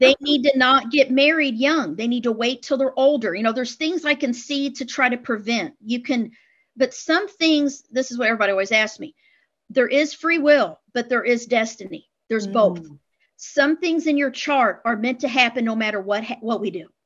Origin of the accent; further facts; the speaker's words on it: Midwest, United States; I was raised in the Midwest, the Bible Belt